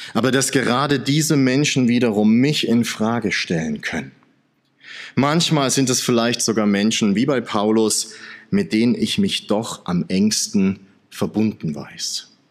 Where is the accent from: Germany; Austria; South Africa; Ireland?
Germany; Saxony; now in Swabia, Germany; als Sachse, der im Schwabenland lebt